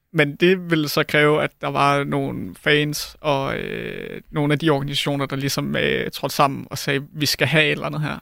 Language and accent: Danish; Denmark; jeg er fra Jylland, så jeg plejede at tage til MCH Arena